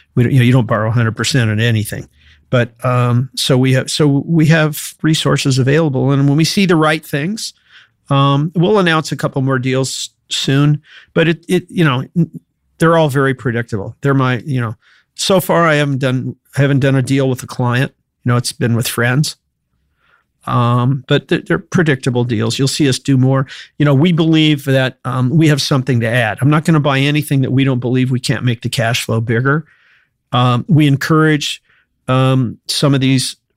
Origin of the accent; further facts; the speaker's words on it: Danville, Illinois, United States; also born or lived in Chicago, Illinois; I was I was born in Chicago. Uh, was raised in a little town called Danville, Illinois.